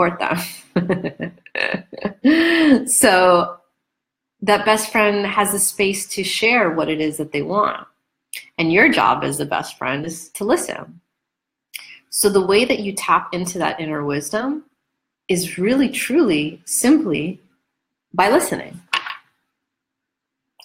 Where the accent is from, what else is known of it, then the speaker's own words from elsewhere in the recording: New York, United States; I'm a New Yorker